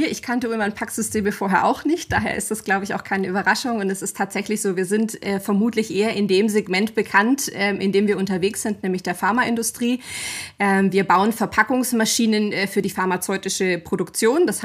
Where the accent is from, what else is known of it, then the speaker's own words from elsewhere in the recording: Bavaria, Germany; bin 36 Jahre alt oder jung, je nachdem, aus welcher Perspektive man sich das anschaut. Ähm, komme aus dem Allgäu, auch wenn man es vielleicht manchmal nicht an der Sprache h